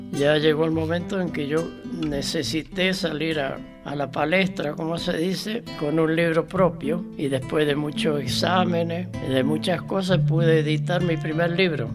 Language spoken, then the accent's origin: Spanish; Río Mayo, Chubut, Argentina; also born or lived in Lago Fontana, Chubut / Esquel / Trevelín; yo crecí, me eduqué en la Escuela 72 de Río Mayo